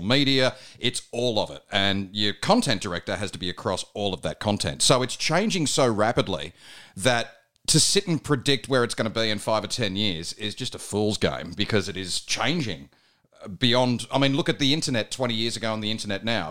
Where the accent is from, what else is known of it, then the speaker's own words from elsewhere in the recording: Bathurst, New South Wales, Australia; now in Melbourne, Australia; I grew up in Bathurst, in New South Wales